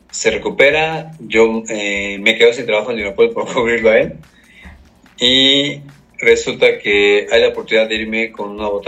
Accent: Puebla, Mexico; yo soy poblano

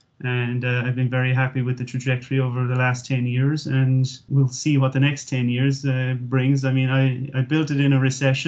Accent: Cork, Munster, Ireland; moved away as an adult; now in San Francisco, United States; I came out here in 2005. I immigrated from Cork. I had worked in Cork for a year. I was one of the tiger cubs that came roaring out of college, and we all had jobs coming out of college, and everyone told me I was mad to leave Ireland at the time.

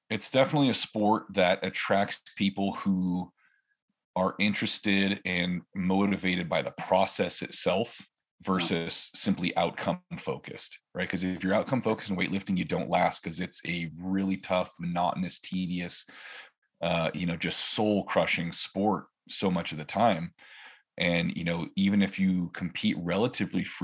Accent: California, United States; now in Oregon, United States; I grew up in California. I lived in five or six different areas from southern to northern.

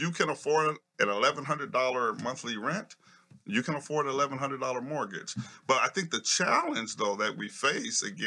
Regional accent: Minneapolis, Minnesota, United States; I'm from the community. I'm from North High. I went to North High. I went to Franklin mm-hmm. Junior High. I went to Hall Elementary

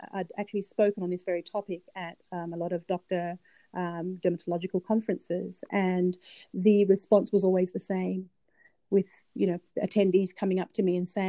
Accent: Australia; I'm Australian

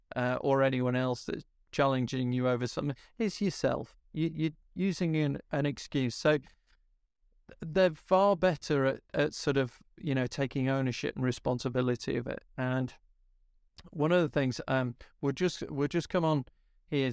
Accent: Yorkshire and the Humber, United Kingdom; I'm, I'm a Yorkshireman

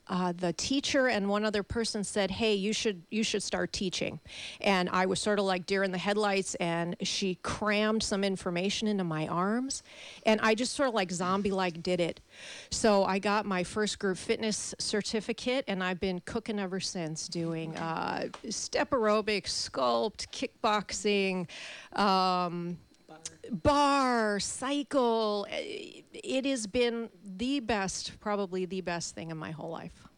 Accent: Chicago, Illinois, United States; moved away; also born or lived in St. Louis; I'm originally from Chicago

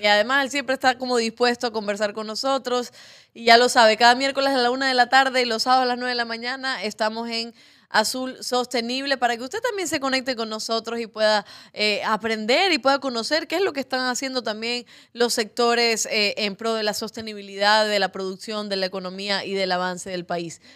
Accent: Cuba; now in Ecuador; que no tengo patria, porque soy cubana

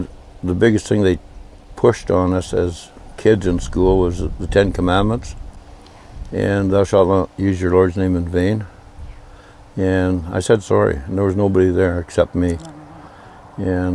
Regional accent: Snag, Yukon, Canada; also born or lived in Dawson City, Yukon; I was born in Snag, Yukon

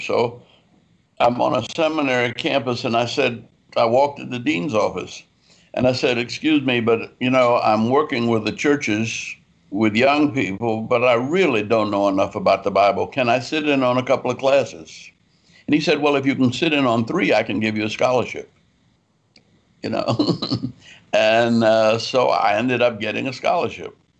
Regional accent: New Orleans, Louisiana, United States; moved away; also born or lived in Atlanta; I was raised in New Orleans, Louisiana.

